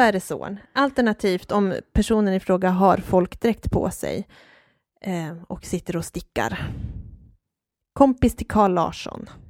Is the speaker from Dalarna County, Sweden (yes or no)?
yes; Hedemora, Dalarna County, Sweden; Jag är född och uppvuxen i Hedemora